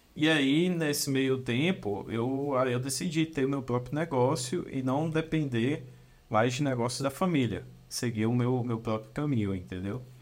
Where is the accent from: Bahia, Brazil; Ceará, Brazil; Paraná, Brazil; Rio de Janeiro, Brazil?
Bahia, Brazil; Brumado; eu sou de Brumado, uma cidadezinha no interior da Bahia, é ali no sudoeste da Bahia